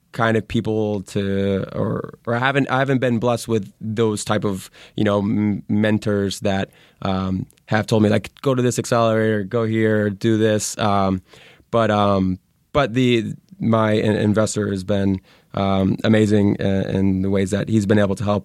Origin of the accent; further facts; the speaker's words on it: Connecticut, United States; moved away as an adult; now in Santa Monica, United States; I'm originally from Connecticut